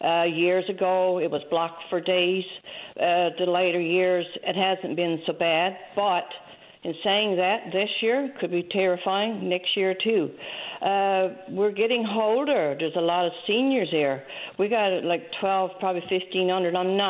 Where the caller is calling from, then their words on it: Burgeo, Newfoundland and Labrador, Canada; Yes, I'm calling from the Southwest Coast. About the bank here in Burgio.